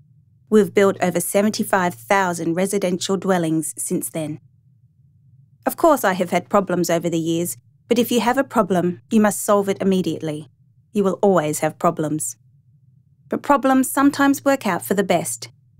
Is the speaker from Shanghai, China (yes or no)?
no; Tianjin, China; also born or lived in Dalian; I was born in 1933 in Dalian in China, and I grew up in Tianjin.